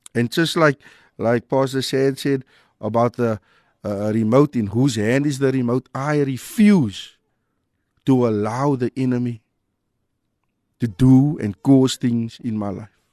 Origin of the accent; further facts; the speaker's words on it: Cape Town, Western Cape, South Africa; growing up in Mitchells-Plain